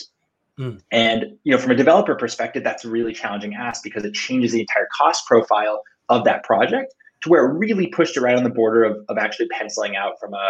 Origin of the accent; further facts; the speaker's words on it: Cupertino, California, United States; I was born and raised in Cupertino